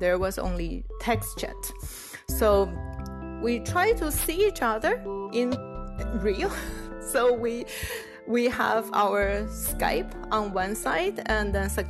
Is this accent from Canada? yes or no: no; Taiwan; now in Illinois, United States; I was from Taiwan, and Taiwan is pretty monoculture. Like, everything is Chinese, and we all look the same.